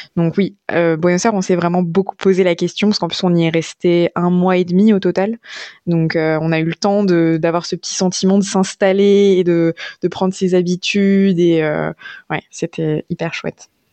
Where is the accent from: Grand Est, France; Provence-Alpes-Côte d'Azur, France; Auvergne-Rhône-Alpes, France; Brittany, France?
Auvergne-Rhône-Alpes, France; on est de Rhône-Alpes comme c'est notre cas